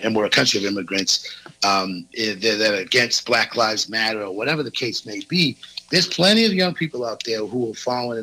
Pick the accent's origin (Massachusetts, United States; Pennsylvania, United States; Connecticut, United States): Massachusetts, United States; South Shore of; I grew up on the South Shore of Massachusetts